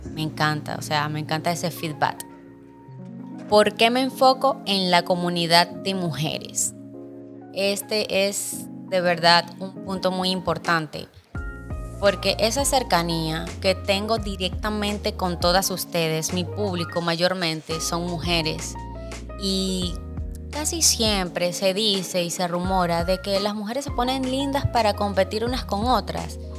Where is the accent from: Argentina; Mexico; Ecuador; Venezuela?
Venezuela; moved away as an adult; now in Dominican Republic; soy venezolana de sangre colombiana. Mis padres son colombianos, pero nacida en Venezuela.